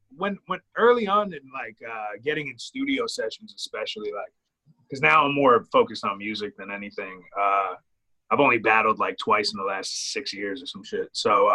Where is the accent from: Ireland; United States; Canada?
Ireland; I mean, I'm Irish and I rap, so.